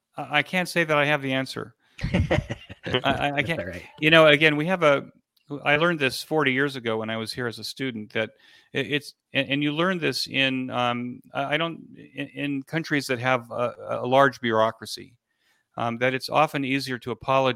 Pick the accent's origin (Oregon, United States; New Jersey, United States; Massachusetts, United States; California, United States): California, United States; I come from from Southern California, where I was listening to talk radio as a kid.